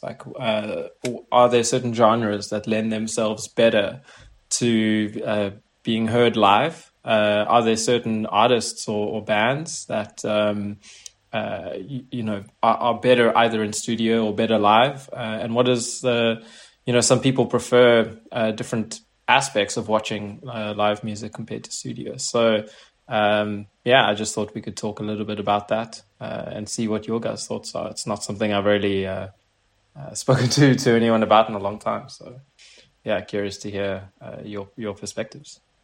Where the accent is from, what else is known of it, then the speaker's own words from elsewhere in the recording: South Africa; moved away as an adult; now in Paris, France; I've just moved to Paris recently, and uh, I'm originally from South Africa.